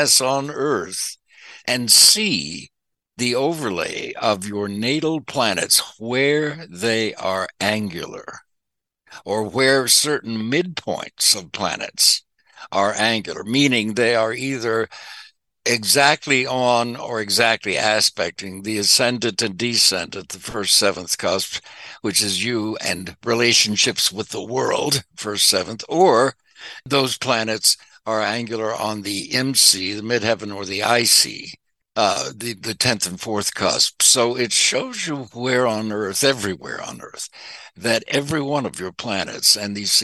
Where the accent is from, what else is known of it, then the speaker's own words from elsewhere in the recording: Arkansas, United States; moved away as an adult; also born or lived in Shreveport, Louisiana; now in Los Angeles, United States; now I was born in Shreveport, Louisiana, grew up in Arkansas